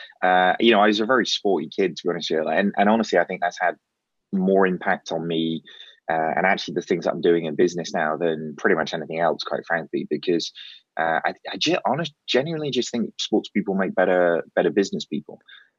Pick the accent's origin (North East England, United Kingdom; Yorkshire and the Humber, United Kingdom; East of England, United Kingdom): East of England, United Kingdom; The accent definitely doesn't sort of give you the impression that I'm from Norfolk. But moved down here when I was five. So my dad worked for Amoco.